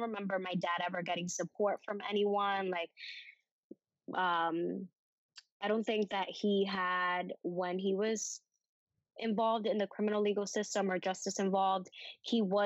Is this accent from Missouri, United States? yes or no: no; New York City, New York, United States; also born or lived in Dominican Republic / South Bronx; I grew up in on Amsterdam Avenue on 107